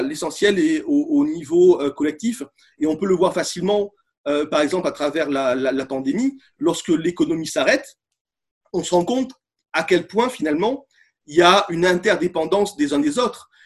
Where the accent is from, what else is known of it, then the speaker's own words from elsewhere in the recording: Bordeaux, Nouvelle-Aquitaine, France; je suis de Bordeaux